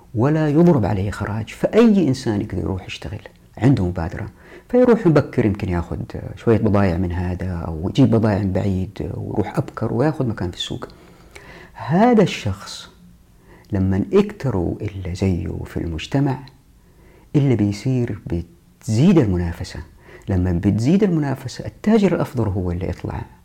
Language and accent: Arabic; Taif, Makkah Province, Saudi Arabia; أنا أتذكر في طفولتي في الطائف